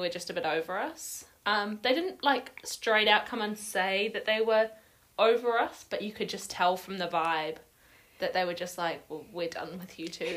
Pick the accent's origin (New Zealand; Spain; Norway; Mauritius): New Zealand; moved away as an adult; now in Edinburgh, United Kingdom; I'm from New Zealand. Not Australia